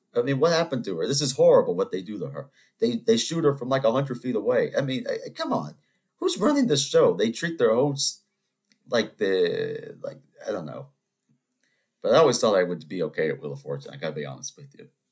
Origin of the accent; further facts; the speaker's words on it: Charleston, South Carolina, United States; I, am from South Carolina, I'm from Charleston